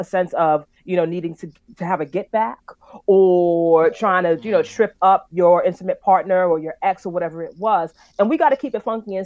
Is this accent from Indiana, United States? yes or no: no; New York City, New York, United States; I'm from Brooklyn